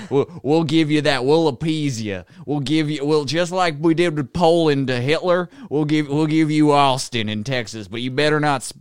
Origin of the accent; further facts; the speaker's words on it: Canada; I'm not. I'm not gay. I'm just Canadian.